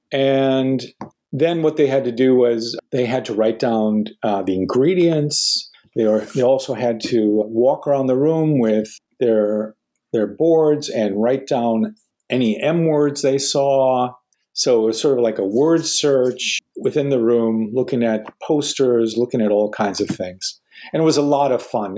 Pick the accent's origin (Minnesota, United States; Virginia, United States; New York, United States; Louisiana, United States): Minnesota, United States; I grew up in Minnesota